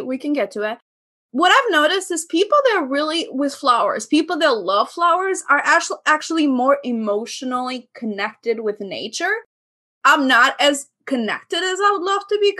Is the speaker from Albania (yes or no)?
yes; southern Albania, Albania; Very south of Albania. So I'm actually 20 minutes away from the border with Greece